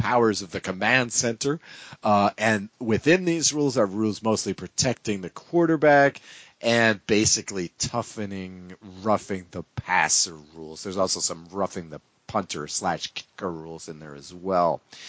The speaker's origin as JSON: {"language": "English", "region": "New England", "country": "United States", "said": "I'm from New England."}